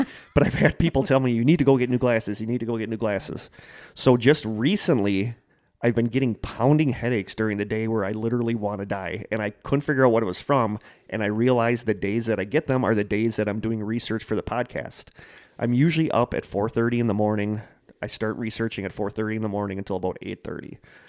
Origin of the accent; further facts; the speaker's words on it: Connecticut, United States; now in Wausau, United States; I live in Wausau, but I'm originally from Connecticut.